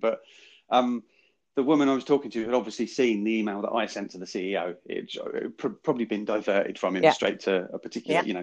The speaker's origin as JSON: {"language": "English", "country": "United Kingdom", "said": "we as British people"}